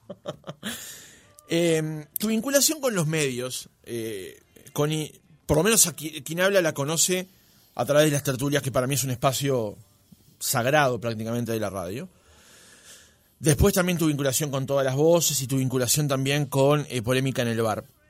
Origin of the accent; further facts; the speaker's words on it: Montevideo, Uruguay; also born or lived in Prado, Montevideo; yo nací en Capurro, después me mudé para el Prado. Y yo iba a la escuela que está enfrente a la cancha de, Fénix.